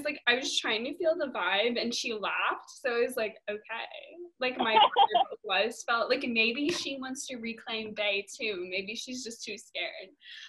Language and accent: English; United Kingdom; accent: British; adding out my British accent.